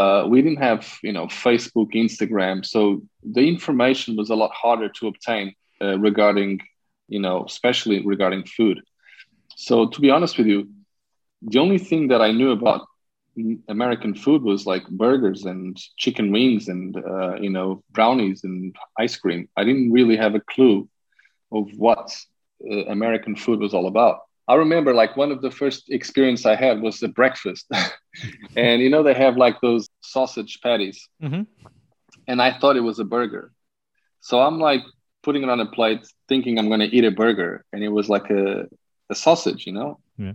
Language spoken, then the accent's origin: English; Carcavelos, Lisbon, Portugal; I was raised in Carcavelos, which is a suburb of Lisbon.